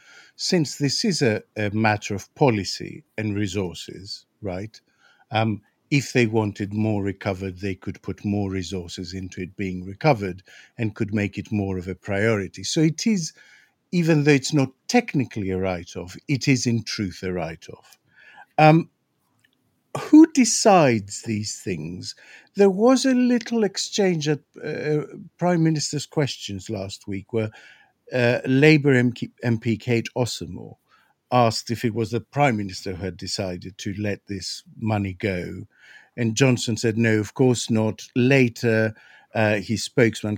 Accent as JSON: {"language": "English", "country": "Greece", "moved": "yes", "lives_now": "United Kingdom", "said": "I'm from Greece"}